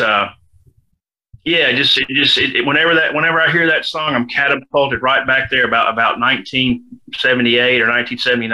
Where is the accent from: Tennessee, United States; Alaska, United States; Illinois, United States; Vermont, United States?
Tennessee, United States; Memphis; moved away as an adult; also born or lived in Tulsa, Oklahoma; I was born and raised in Memphis